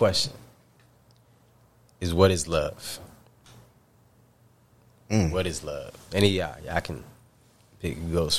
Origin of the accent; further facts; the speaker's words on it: New York, United States; now in San Diego, United States; from New York, but I, you know, currently reside in sunny San Diego, and I love it.